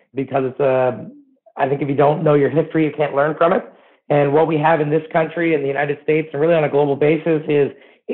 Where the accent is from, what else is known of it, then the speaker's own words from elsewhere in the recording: Canada; as a Canadian